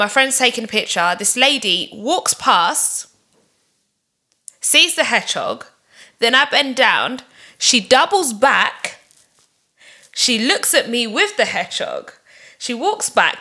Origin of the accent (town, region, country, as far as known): London, United Kingdom